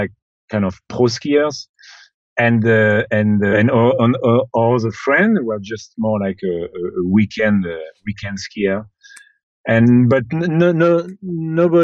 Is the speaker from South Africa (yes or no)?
no; Chamonix, Auvergne-Rhône-Alpes, France; I come from Chamonix